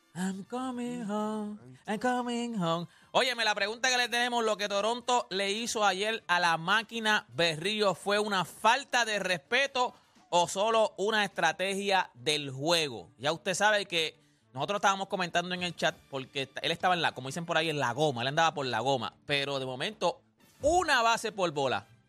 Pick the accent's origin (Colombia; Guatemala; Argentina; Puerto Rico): Puerto Rico; como todo boricua